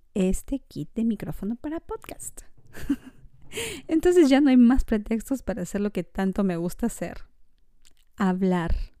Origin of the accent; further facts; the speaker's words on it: Peru; moved away as an adult; now in Montreal, Canada; Soy peruana